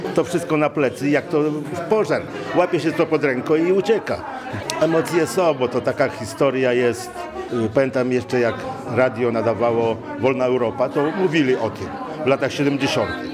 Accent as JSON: {"language": "Polish", "town": "Wolnica", "country": "Poland", "tie": "born or raised there", "moved": "yes"}